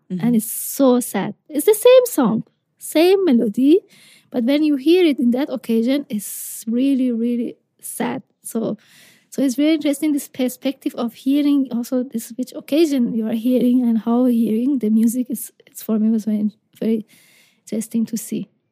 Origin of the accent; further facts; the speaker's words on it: Isfahan, Iran; I'm from Isfahan, so it's 400 kilometers south to, mm-hmm. to Shiraz